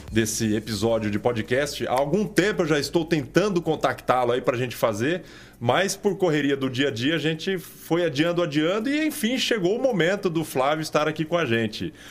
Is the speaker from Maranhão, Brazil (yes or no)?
no; São Paulo, Brazil; also born or lived in Fernandópolis; Eu sou paulistano mesmo.